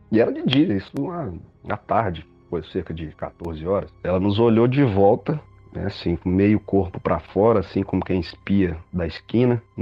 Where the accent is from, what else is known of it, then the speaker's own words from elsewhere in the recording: Pernambuco, Brazil; now in Belo Horizonte, Brazil; É, eu sou natural de Pernambuco, mas moro em Minas Gerais já há bom, bastante tempo já, quase 25 anos